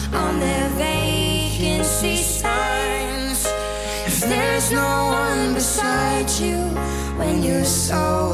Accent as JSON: {"language": "English", "region": "New Jersey", "country": "United States", "moved": "yes", "said": "I'm from New Jersey"}